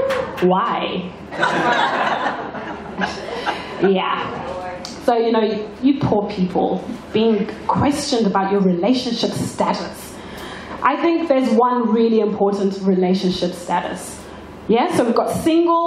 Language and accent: English; Zimbabwe; now in Australia; back home in Zimbabwe